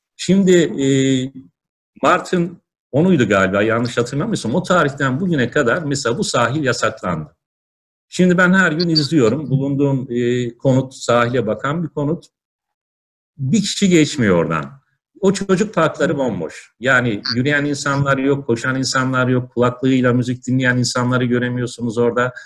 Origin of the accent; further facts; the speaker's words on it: Ankara, Turkey; now in Istanbul, Turkey; ben Ankaralıyım